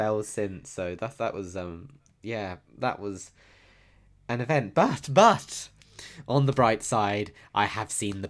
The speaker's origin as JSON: {"language": "English", "region": "South West England", "country": "United Kingdom", "said": "See, I forgot where I'm from, clearly, because, you know, I'm from Devon. So, I mean, I am as common as they come."}